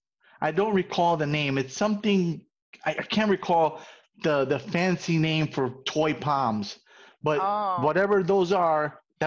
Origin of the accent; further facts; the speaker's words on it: New York City, New York, United States; also born or lived in Puerto Rico / Brooklyn / Queens; I was born in Puerto Rico and came to New York when I was 5 and I've been pretty much Bronx until like I moved out on my own.